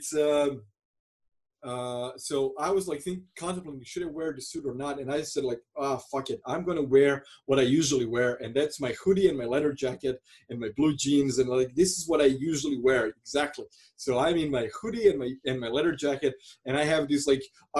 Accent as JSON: {"language": "English", "country": "Croatia", "second_language": "English", "said": "I'm from Croatia"}